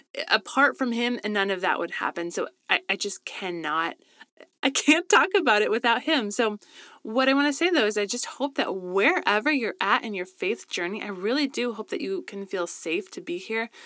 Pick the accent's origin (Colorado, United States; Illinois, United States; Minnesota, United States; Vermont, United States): Colorado, United States; now in Southern California, United States; I grew up in Colorado, best place ever